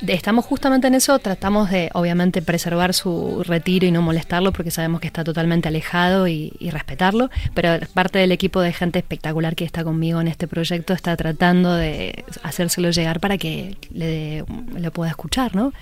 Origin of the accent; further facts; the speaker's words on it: Buenos Aires, Argentina; moved away; also born or lived in Spain; como somos todos los porteños